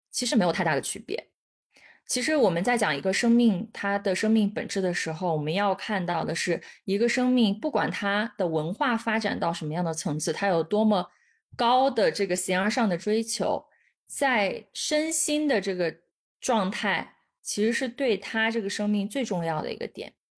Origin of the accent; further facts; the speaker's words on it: China; 我们都是，都是中，就是土生土长的中国人